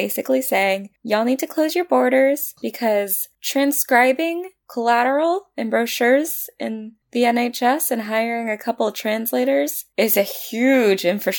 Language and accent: English; United States; As an American